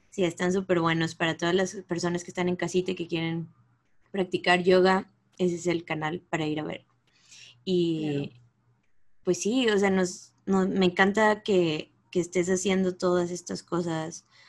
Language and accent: Spanish; Mexico; moved away; las tres somos latinas, aquí mexicanas